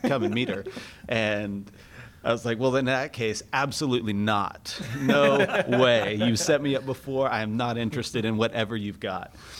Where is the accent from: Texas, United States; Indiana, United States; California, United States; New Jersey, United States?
Texas, United States; Fort Worth; I grew up here in Fort Worth. Yep. Lived here all my life